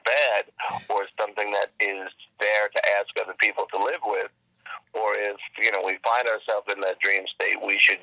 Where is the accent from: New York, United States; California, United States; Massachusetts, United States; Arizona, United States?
New York, United States; New York City; moved away; I grew up in the Bronx with brick and cement